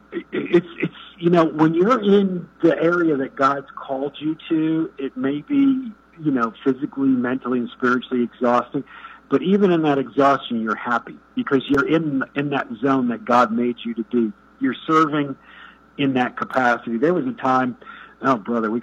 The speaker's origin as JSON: {"language": "English", "town": "New Milford", "region": "Connecticut", "country": "United States", "said": "I'm from New Milford, which is a stone's throw away from the Hudson"}